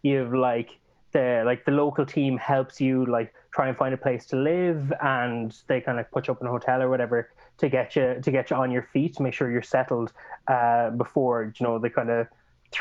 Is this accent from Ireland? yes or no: yes; Ireland; accent: Irish; now in Argentina; my Irish accent would definitely still be coming out.